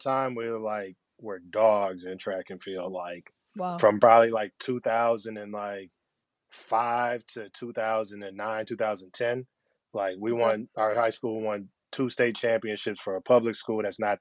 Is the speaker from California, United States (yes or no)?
no; Flint, Michigan, United States; moved away as an adult; also born or lived in Cincinnati, Ohio; I was born and raised in Flint, Michigan.